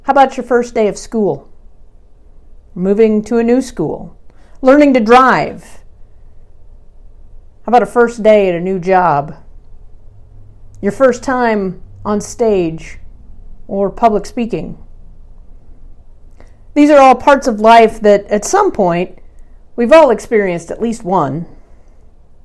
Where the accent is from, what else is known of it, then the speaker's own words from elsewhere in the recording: Norman, Oklahoma, United States; moved away as an adult; also born or lived in Austin, Texas; my home church, First Presbyterian Church in Norman, Oklahoma. I grew up at this church